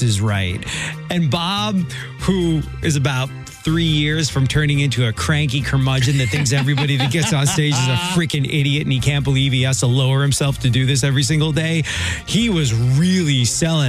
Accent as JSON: {"language": "English", "region": "England", "country": "United Kingdom", "tie": "born or raised there", "moved": "yes", "lives_now": "United States", "said": "when I was growing up in England"}